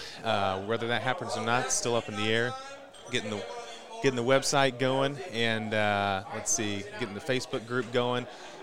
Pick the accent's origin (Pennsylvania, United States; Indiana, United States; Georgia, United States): Indiana, United States; 30 minutes north of Indianapolis, United States; Indianapolis, just 30 minutes north of Indianapolis, Indiana.